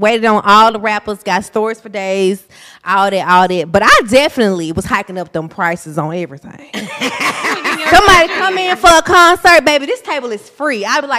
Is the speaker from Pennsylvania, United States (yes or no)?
no; Mississippi, United States; I'm from Mississippi.